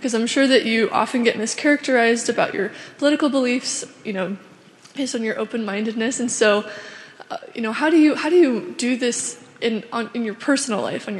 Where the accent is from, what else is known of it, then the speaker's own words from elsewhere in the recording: Oregon, United States; I'm from Oregon, and I'm studying microbiology